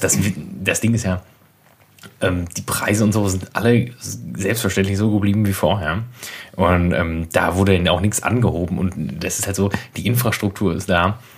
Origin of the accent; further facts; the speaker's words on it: Berlin, Germany; ich komme aus Berlin eigentlich